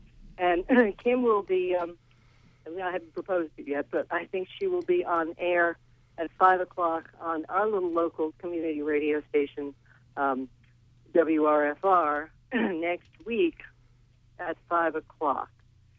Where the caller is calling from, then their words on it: Rockland, United States; from Rockland.